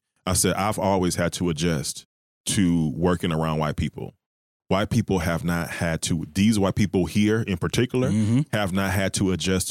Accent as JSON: {"language": "English", "town": "Milwaukee", "region": "Wisconsin", "country": "United States", "moved": "yes", "said": "I was back home dealing with back home in Wisconsin. I'm from Milwaukee, Wisconsin."}